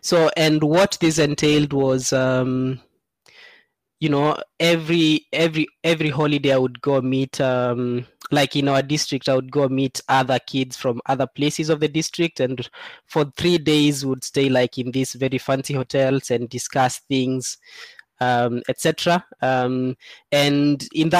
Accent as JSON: {"language": "English", "region": "eastern Kenya", "country": "Kenya", "tie": "born or raised there", "said": "I grew up in Seikuru, which is in Eastern Kenya, it's a very arid area."}